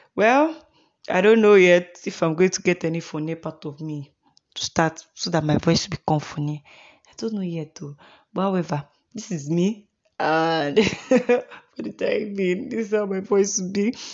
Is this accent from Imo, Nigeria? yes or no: yes; Imo, Nigeria; also born or lived in Uyo, Akwa Ibom State; now in Kaduna State, Nigeria; I am from Imo State in Nigeria. I am from Imbitolu.